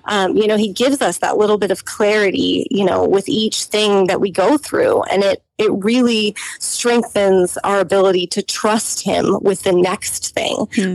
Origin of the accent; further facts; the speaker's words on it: United States; growing up in the United States mm-hmm. as lower middle class